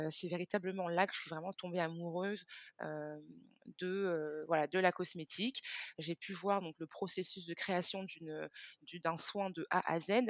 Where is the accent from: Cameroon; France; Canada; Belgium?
Cameroon; Donc, comme je le disais, moi, je suis originaire du Cameroun.